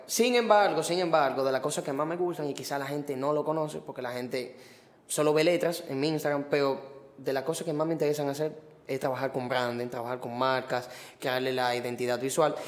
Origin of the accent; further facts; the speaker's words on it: Los Tres Brazos, Distrito Nacional, Dominican Republic; yo vengo de Cantalajana. ¿Qué? Los tres brazos. Y vivo ahí todavía.